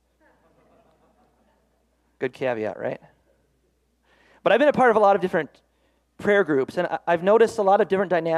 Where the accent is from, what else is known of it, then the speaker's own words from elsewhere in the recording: Minnesota, United States; moved away as an adult; also born or lived in East Coast, United States; I'm from Minnesota. We lived on the East Coast for 5 years